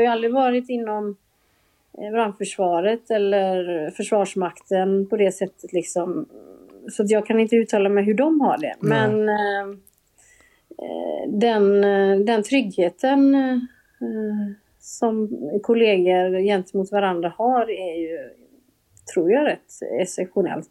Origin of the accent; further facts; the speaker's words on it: Gothenburg, Västra Götaland, Sweden; jag kommer ju från Göteborg, det kanske hörs